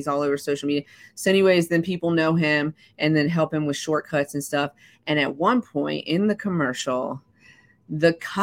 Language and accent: English; the South, United States; I'm from the South